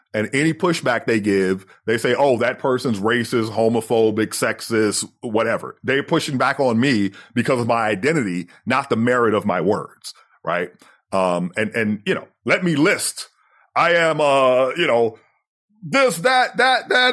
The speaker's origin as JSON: {"language": "English", "country": "United States", "tie": "born or raised there", "said": "growing up as the American version of poor, the American version of undereducated"}